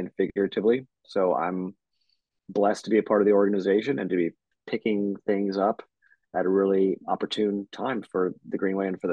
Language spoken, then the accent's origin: English; New Orleans, Louisiana, United States; moved away as an adult; also born or lived in California; I'm from New Orleans, went to UNO School for Urban Planning